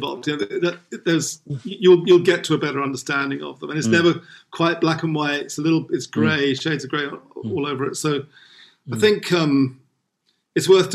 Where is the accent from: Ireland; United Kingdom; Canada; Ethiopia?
United Kingdom; England; moved away as an adult; now in Philippines; I grew up in England